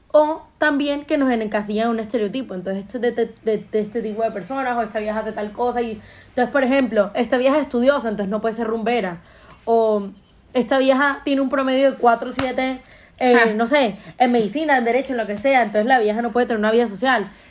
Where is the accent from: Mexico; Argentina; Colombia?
Colombia; Entonces yo creo que es lindo que uno apropiarse de esa etiqueta de Juan Madre, soy colombiano, y que la gente te recuerde porque le dejaste una huella linda